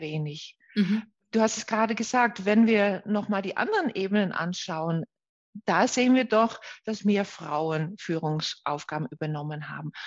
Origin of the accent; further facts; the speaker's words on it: Netherlands; German is a second language; moved away as an adult; now in Nuremberg, Germany; Ich komme ja aus den Niederlanden